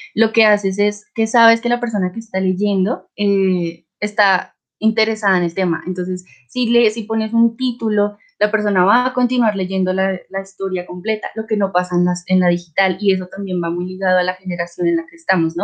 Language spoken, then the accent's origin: Spanish; Colombia; soy de Colombia